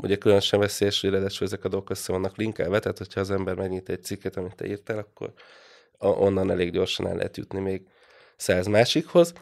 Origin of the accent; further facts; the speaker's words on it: Hungary; now in Budapest, Hungary; vidéken nőttem föl